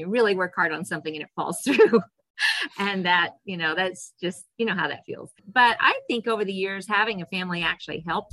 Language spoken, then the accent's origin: English; Eastern Kansas, United States; also born or lived in Hanston, Kansas; now in Hodgeman County, United States; I grew up in Eastern Kansas, went to Kansas State University, met my husband there